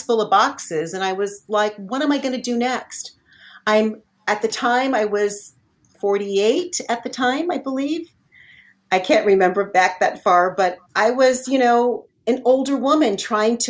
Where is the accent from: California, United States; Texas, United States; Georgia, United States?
California, United States; Southern; moved away as an adult; now in Northern California, United States; I'm not originally from Northern California. I lived in Southern California most of my whole entire life.